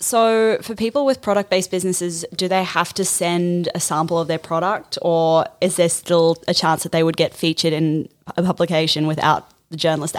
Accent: New Zealand; now in Australia; So I'm actually from New Zealand

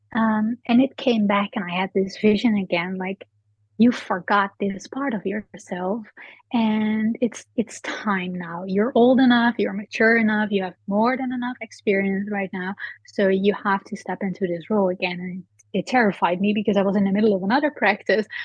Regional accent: Netherlands; I'm from the Netherlands.

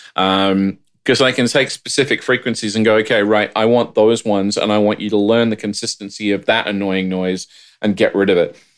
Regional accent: Australia; now in United States; as an Australian

